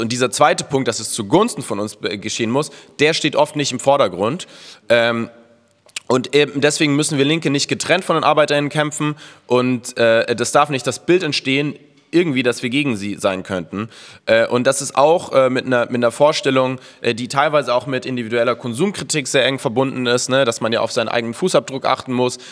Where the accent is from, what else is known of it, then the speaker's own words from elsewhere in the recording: Munich, Bavaria, Germany; moved away; in München, wo ich herkomme